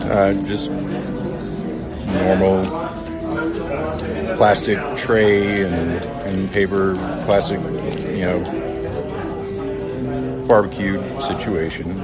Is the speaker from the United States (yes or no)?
yes; North Carolina, United States; now in Boulder, United States; growing up in North Carolina